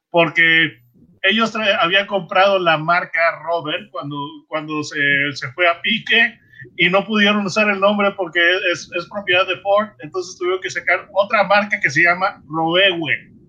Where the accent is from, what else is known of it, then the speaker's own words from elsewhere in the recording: Mexico; desde el punto de vista eh, mío como mexicano